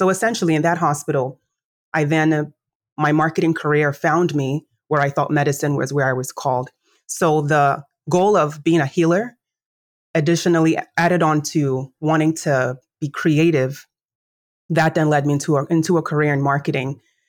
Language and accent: English; Nigeria; I'm Nigerian by origin, as you know. And so in Nigerian culture, the most notable or noteworthy career is, threefold.